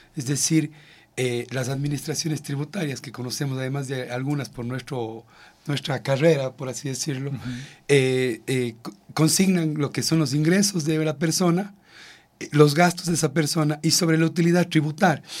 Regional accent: Ecuador; como ecuatorianos

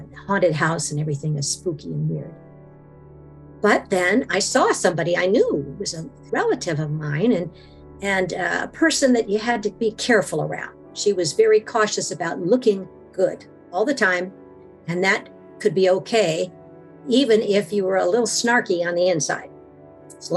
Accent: Washington, United States; I am from Washington and there's a lot of blackberries up here

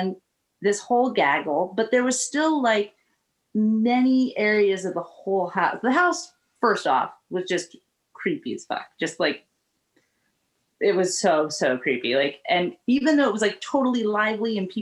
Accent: Northern California, United States; I grew up in Northern California

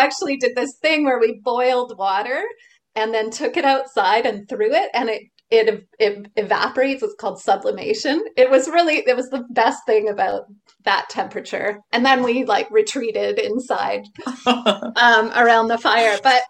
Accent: Toronto, Ontario, Canada; moved away as an adult; also born or lived in Montreal, Quebec / Tucson, Arizona / Halifax / Victoria; now in Comox Valley, Canada; I grew up predominantly in Toronto, which is, you know, one of the big urban centers of Canada. And then when I came of age, I left and I went to Halifax for a year. So that's on the east coast of Canada.

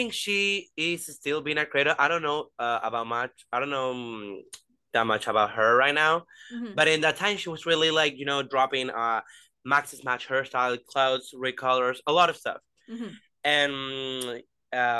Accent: Venezuela; I'm from Venezuela. So yeah, I'm from Latin, like South America.

